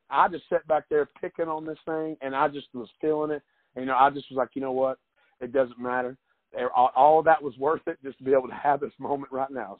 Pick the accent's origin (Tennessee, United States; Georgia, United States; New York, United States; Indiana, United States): Tennessee, United States; East; growing up in East Tennessee, my grandparents, uh, my granddaddy watched westerns